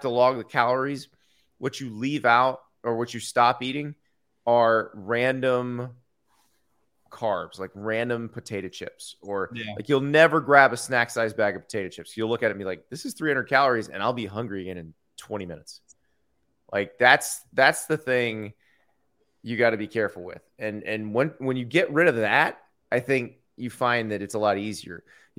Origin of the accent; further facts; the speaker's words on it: Columbia, South Carolina, United States; born there; So born in Columbia, South Carolina, and we lived there for 7 years. My biological father was stationed at Fort Jackson, so that's why we were there.